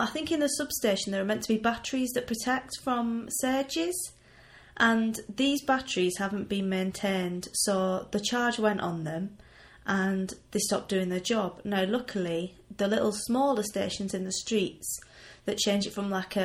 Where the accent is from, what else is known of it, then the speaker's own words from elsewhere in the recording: United Kingdom; now in Limpopo, South Africa; I'm British